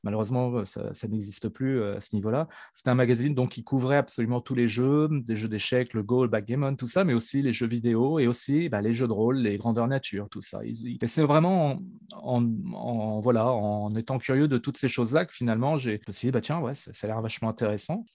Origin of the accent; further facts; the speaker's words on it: Neuville-lès-Dieppe, Normandy, France; à Neuville, près de Dieppe. C'est là où je suis né, c'est là où j'ai grandi et c'est là où je vis maintenant